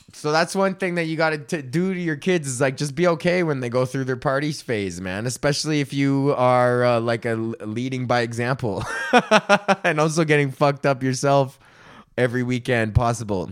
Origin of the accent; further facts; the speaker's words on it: United States; I'm from fucking Highlands, man. That's next neighborhood over